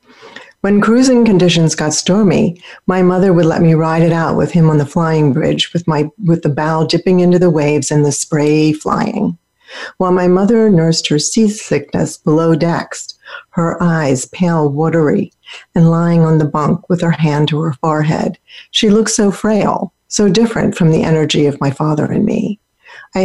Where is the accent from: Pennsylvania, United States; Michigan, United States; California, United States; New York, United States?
Pennsylvania, United States; Philadelphia; where I grew up in Philadelphia